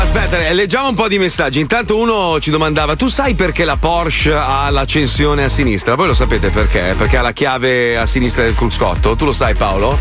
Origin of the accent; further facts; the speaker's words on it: Italy; moved away; noi italiani italiani